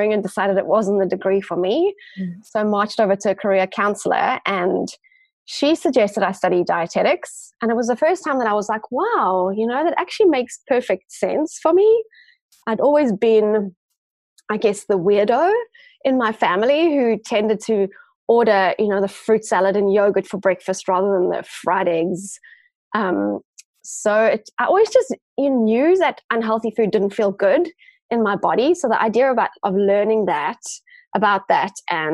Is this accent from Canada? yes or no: no; Johannesburg, Gauteng, South Africa; also born or lived in Cape Town; I grew up in Johannesburg and did end up doing my Bachelor of Science in Johannesburg